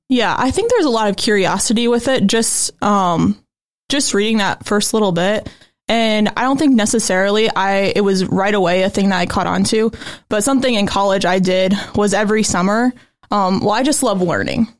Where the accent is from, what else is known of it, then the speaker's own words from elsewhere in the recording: Goshen, Indiana, United States; I'm from Goshen, Indiana, so right around here